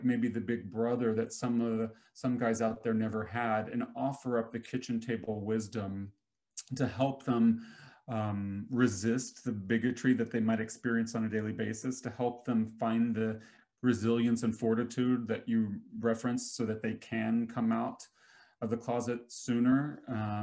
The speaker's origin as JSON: {"language": "English", "town": "Nashville", "region": "Tennessee", "country": "United States", "tie": "born or raised there", "said": "I grew up in Nashville, which has a huge entertainment scene"}